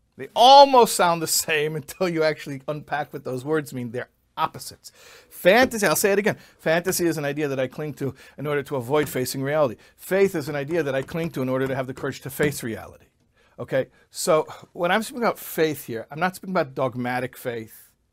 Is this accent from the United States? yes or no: yes; Chicago, Illinois, United States; I grew up in Chicago